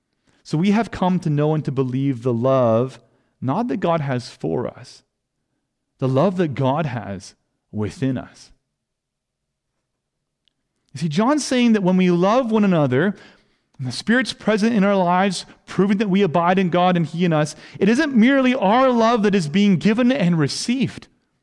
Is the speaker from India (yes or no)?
yes; India; first language Hindi; English is a second language; Bible translators and missionaries did not merely give me my mother tongue, Hindi.